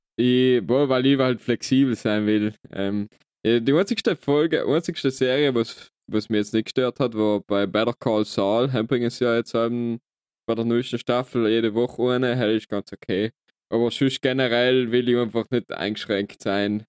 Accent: South Tyrol, Trentino-Alto Adige, Italy; wir haben halt das Glück, da geboren worden zu sein

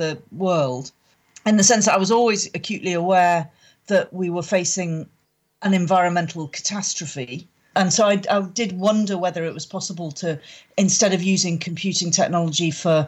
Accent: Northumberland, North East England, United Kingdom; moved away as an adult; now in Scotland; I was brought up in Northumberland

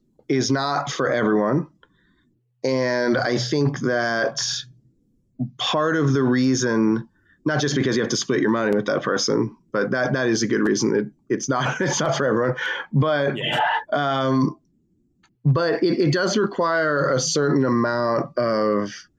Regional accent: Coral Springs, Florida, United States; moved away; I'm from Coral Springs, Florida. It's a great place to grow up.

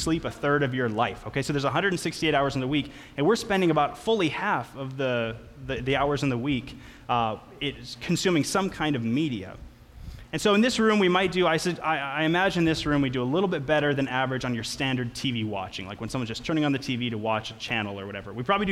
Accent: Litchfield, Minnesota, United States; I grew up with him in Litchfield, Minnesota

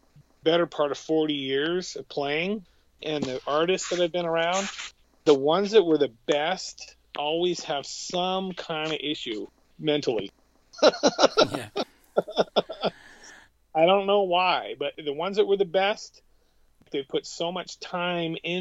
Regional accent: Montesano, Washington, United States; also born or lived in Morton, Washington; I moved from Morton, where I had some friends as a kid, to a town, Montesano, where I didn't have any friends

